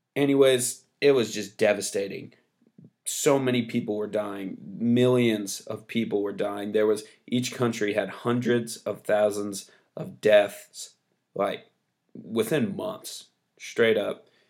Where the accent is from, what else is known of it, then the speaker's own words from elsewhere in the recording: United States; I'm American